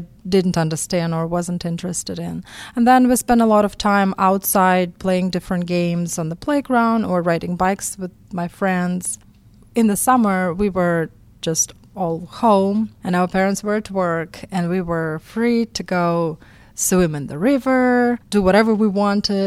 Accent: Astrakhan, Astrakhan Oblast, Russia; English is a second language; moved away as an adult; now in Pittsburgh, United States; I was born in Astrakhan in Russia, and I was 25 years old when I came to the United States. I grew up in a suburban area in Russia

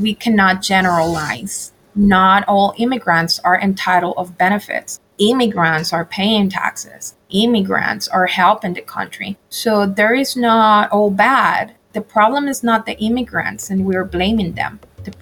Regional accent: Guatemala City, Guatemala Department, Guatemala; English is a second language; moved away as an adult; also born or lived in Mexico City, Mexico; now in Pittsburgh, United States; I was born in Guatemala City. And I had the pleasure to actually move from Guatemala to Mexico to study my career. And I live in Mexico City for almost 11 years.

